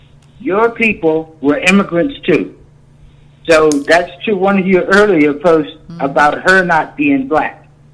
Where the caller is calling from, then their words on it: Virginia, United States; I'm calling from Virginia.